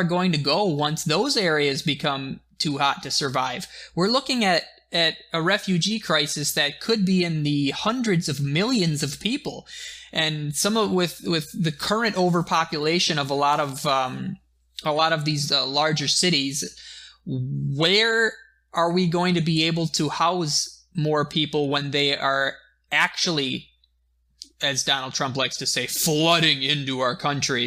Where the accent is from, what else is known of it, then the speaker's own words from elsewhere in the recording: United States; we're American